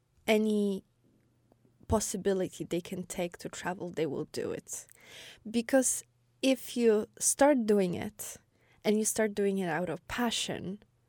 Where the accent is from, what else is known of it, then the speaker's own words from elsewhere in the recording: Wrocław, Lower Silesian Voivodeship, Poland; born there; I was born in a way bigger city than I lived before. So there was always like, oh, I was born in Wrocław.